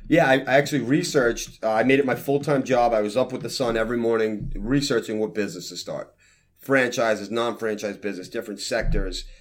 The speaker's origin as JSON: {"language": "English", "town": "New York City", "region": "New York", "country": "United States", "tie": "born or raised there", "also_born_or_lived": "Lido Beach, New York", "said": "I was born and raised in Brooklyn. I moved to Lido"}